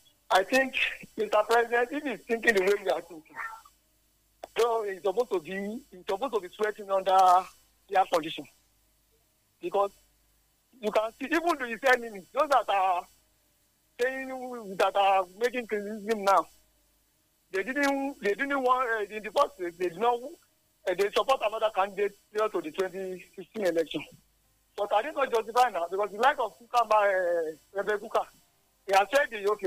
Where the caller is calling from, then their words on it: Ilaro, Ogun State, Nigeria; I'm calling from Ilaro.